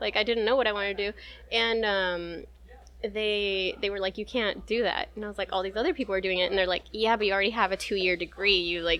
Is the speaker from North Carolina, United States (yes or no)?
no; Gilroy, California, United States; also born or lived in San Luis, Arizona; So that's why I was born in Gilroy. They were working in the garlic fields. Gilroy is the garlic capital of the United States. So we moved about every 6 to 9 months between Gilroy, California, and this place called San Luis, Arizona